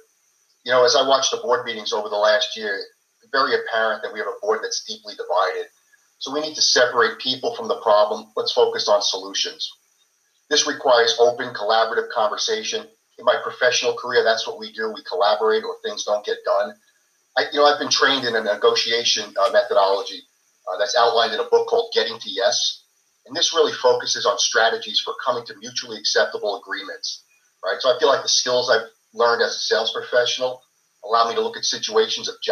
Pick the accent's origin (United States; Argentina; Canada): United States; Holbrook, New York; I grew up and lived in Holbrook for 50 years